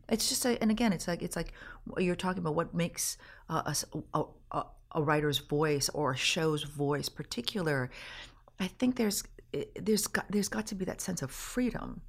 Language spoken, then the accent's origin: English; Canada; being Canadian myself.